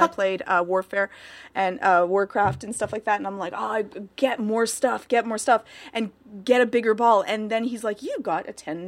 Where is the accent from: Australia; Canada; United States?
Canada; Maybe I'm just way too prudish because I'm Canadian and all.